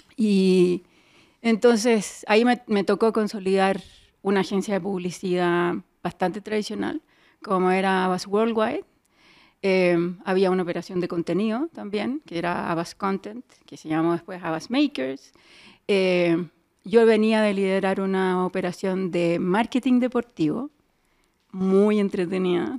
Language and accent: Spanish; Chile; moved away as an adult; also born or lived in Mexico City, Mexico; yo soy chilena, sí, y, y mexicana